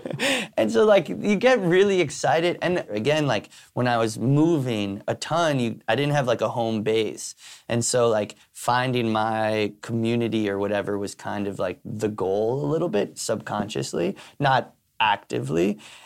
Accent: New York City, New York, United States; growing up in New York City, my vision of what New York City was hustling. And so like my mom coming here from Spain and trying to make it as like a artist person, and then my dad coming here from Ireland

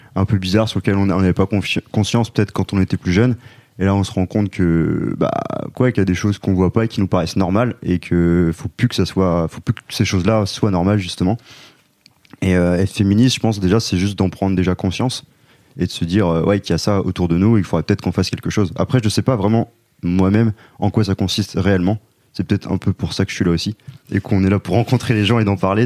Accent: Rennes, Brittany, France; on est trois gars qui viennent de Rennes.

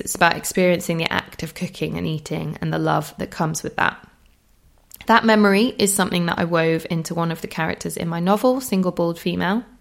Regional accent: Holmfirth, Yorkshire and the Humber, United Kingdom; my hometown near Homefirth

